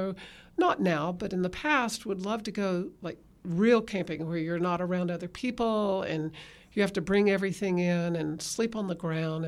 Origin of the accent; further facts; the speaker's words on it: Texas, United States; Okay, I'm a Texan, and we moved a lot, but nothing like what you've done, and moved around a number of places before with my family